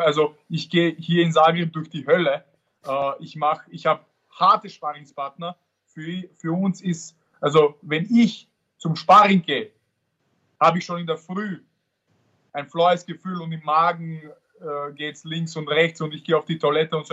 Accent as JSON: {"language": "German", "region": "Vienna", "country": "Austria", "tie": "born or raised there", "said": "ich bin in Wien geboren und, und, und dort aufgewachsen und habe auch dort trainiert"}